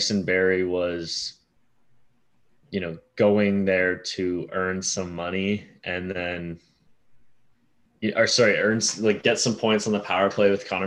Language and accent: English; Canada; as a Canadian